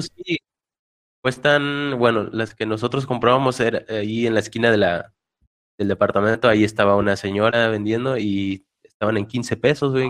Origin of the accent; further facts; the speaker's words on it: Reynosa, Tamaulipas, Mexico; also born or lived in Toronto; yo soy de Reynosa, entonces salí de Reynosa